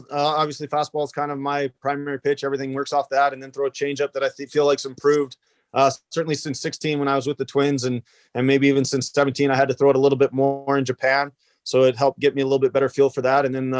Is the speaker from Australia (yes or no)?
no; Canada; So, you know, definitely take pride in being Canadian. You know, it's one of those things where, you know, you gotta be prideful of where you come from.